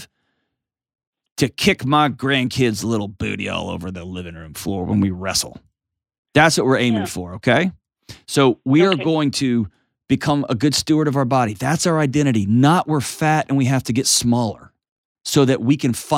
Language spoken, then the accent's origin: English; Texas, United States; I grew up in Texas